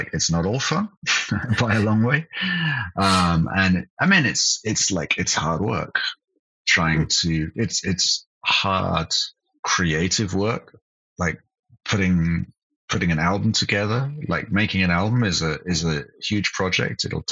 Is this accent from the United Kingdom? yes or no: yes; United Kingdom; moved away as an adult; also born or lived in Cologne, Germany; now in Berlin, Germany; I'm British, but I moved to Germany in 2001.